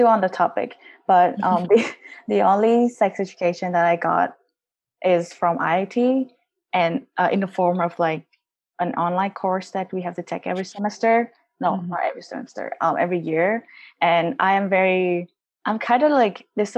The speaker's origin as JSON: {"language": "English", "country": "Vietnam", "tie": "born or raised there", "moved": "yes", "said": "I grew up in Vietnam, went to school in Vietnam"}